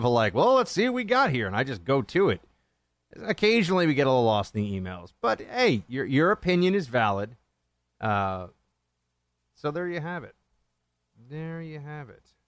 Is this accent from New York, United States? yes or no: yes; New York City, New York, United States; moved away as an adult; now in Washington, D.C., United States; when I grew up there